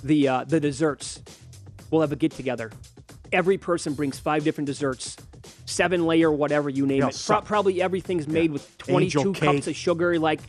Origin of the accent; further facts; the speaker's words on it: Midwest, United States; We're both from the Midwest.